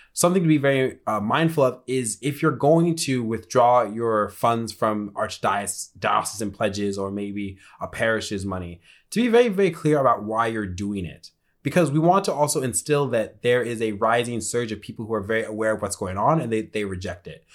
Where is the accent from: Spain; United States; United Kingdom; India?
United States; Colorado; moved away; I come from Colorado, and I do remember this, my podunk little parish